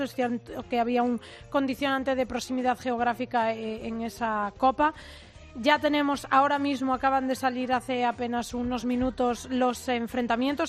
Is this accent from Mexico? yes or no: no; Ourense, Galicia, Spain; yo soy de Urense